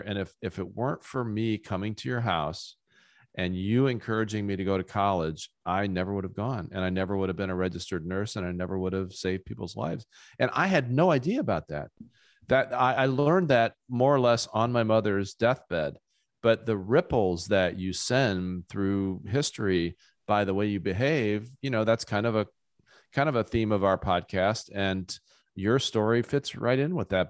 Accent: rural Ohio, United States; rural, rural Ohio where I grew up

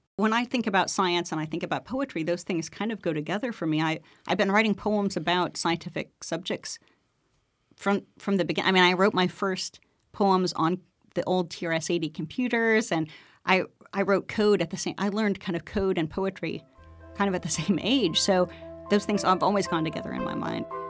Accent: Oak Ridge, Tennessee, United States; growing up in Oak Ridge with my father

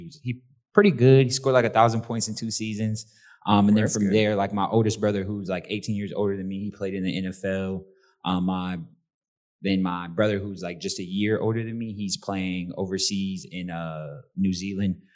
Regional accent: St. Petersburg, Florida, United States; growing up in St. Pete

